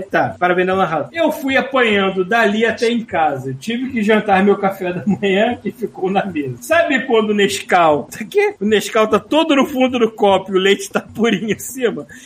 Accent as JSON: {"language": "Portuguese", "region": "Rio de Janeiro", "country": "Brazil", "tie": "born or raised there", "said": "Fui criado na Sulacap, saudosa Sulacap, lá perto de onde eu morava, até os 12 anos e passava meus dias na rua, jogando bola, andando de bicicleta"}